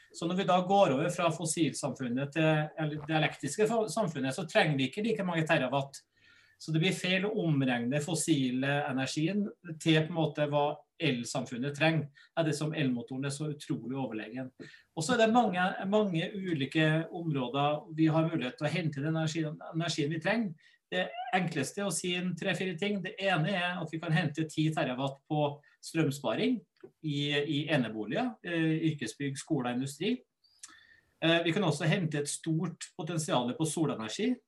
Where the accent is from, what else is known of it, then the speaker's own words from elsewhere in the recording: Norway; Norge vi er verdensmestere i strømforbruk